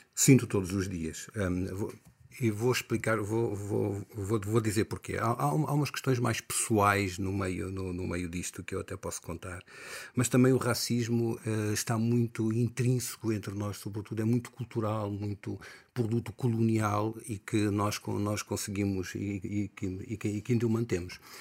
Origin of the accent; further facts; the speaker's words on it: Angola; now in Portugal; sempre me assumi como angolano